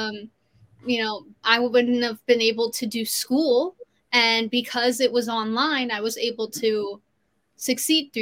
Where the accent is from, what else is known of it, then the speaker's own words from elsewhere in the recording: Orlando, Florida, United States; also born or lived in Sarasota, Florida; now in California, United States; my hometown, Orlando and Sarasota